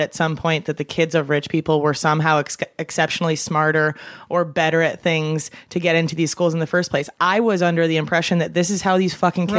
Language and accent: English; Midwest, United States; I'm from the Midwest, so that's like the popular test there.